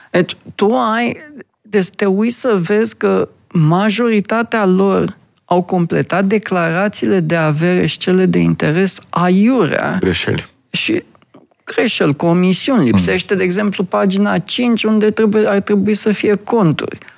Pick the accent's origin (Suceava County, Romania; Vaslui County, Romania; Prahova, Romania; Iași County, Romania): Vaslui County, Romania; also born or lived in Brașov; sunt vasluian